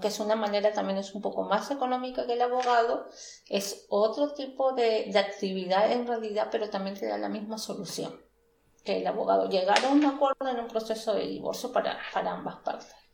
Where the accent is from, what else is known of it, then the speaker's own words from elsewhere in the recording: Peru; moved away as an adult; now in Stuttgart, Germany; soy peruana